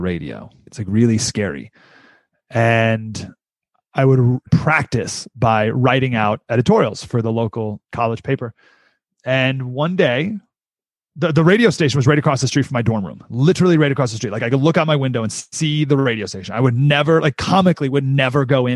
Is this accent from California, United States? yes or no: no; Syracuse, New York, United States; moved away; also born or lived in San Diego; I grew up in Syracuse, New York